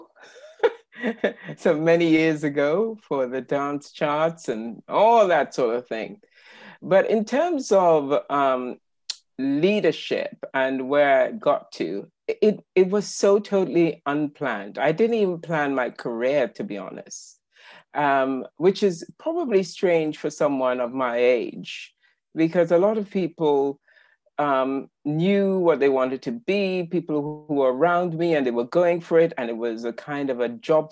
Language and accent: English; Trinidad & Tobago; now in United Kingdom; I was born in the Caribbean, on the wonderful island of Trinidad, as in Trinidad and Tobago. And I've been living in the UK since 1985.